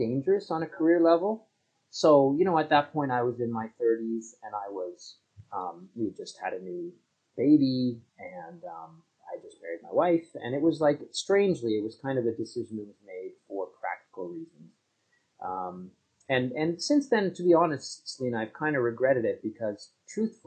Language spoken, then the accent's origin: English; Canada; also born or lived in Toronto; I'm a Canadian writer up here in Toronto, where I live with my family